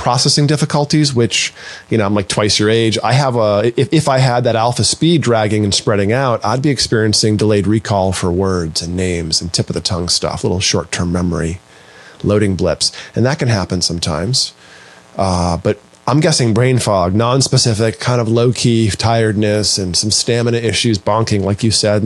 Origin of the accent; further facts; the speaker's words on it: Maine, United States; I grew up in Maine